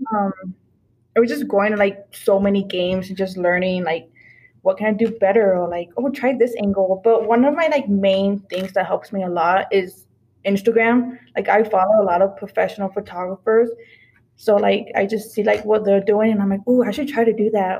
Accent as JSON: {"language": "English", "town": "Phoenix", "region": "Arizona", "country": "United States", "tie": "born or raised there", "said": "My hometown is um, Phoenix."}